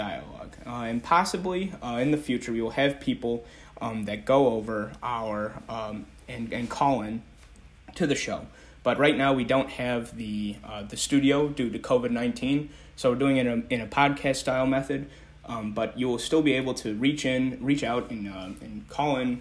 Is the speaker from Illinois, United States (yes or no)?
yes; Chicago, Illinois, United States; moved away as an adult; now in Washington, D.C., United States; I am from Chicago, Illinois